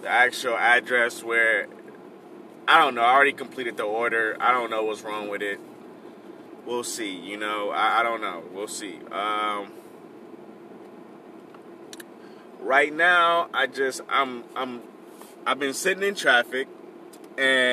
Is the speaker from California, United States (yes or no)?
yes; Compton, California, United States; also born or lived in Bellflower / Long Beach; My birthplace is Compton, so I always say Compton is where I'm from